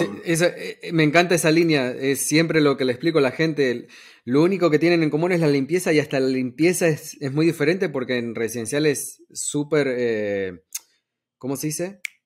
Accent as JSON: {"language": "Spanish", "country": "Argentina", "moved": "yes", "lives_now": "United States", "said": "yo soy de Argentina"}